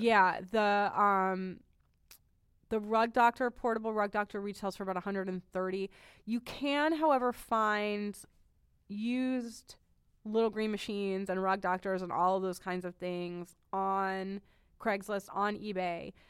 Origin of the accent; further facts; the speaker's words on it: New England, United States; I'm from New England